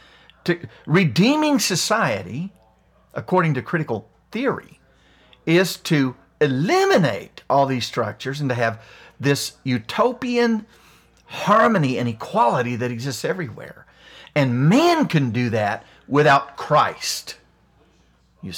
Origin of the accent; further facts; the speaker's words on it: West Virginia, United States; See, I'm a white guy, but I grew up poor in West Virginia. I mean, I was in the fifth grade before I had running water. I lived in the hills of Appalachia.